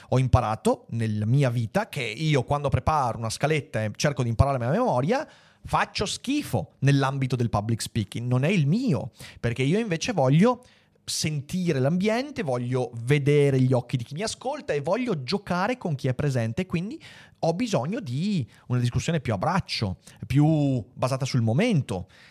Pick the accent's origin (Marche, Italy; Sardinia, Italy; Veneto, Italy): Veneto, Italy; da Veneto Doc